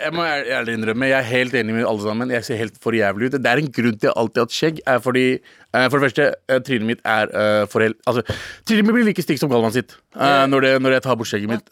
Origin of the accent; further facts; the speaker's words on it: Norway; jeg er en norsk pakistaner